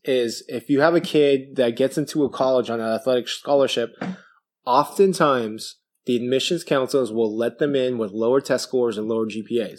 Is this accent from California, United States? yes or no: yes; Vallejo, California, United States; I grew up in Vallejo.